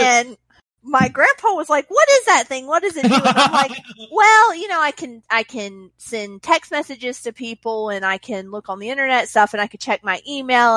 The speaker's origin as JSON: {"language": "English", "region": "Mississippi", "country": "United States", "tie": "born or raised there", "also_born_or_lived": "Alabama", "said": "I grew up in Mississippi. I lived in Alabama for a little while."}